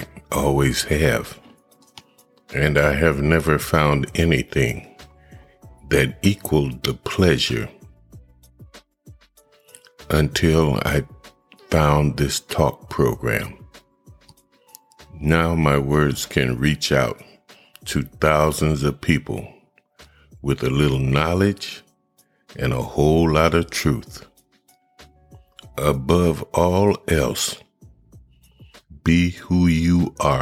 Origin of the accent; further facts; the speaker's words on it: Akron, Ohio, United States; my hometown, which is Akron, Ohio